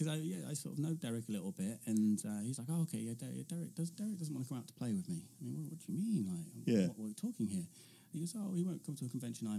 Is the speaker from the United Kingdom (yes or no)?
yes; Coventry, West Midlands, United Kingdom; my home city of Coventry, which is just famous again. Bombed loads in World War II. And also two-tone ska music, if you like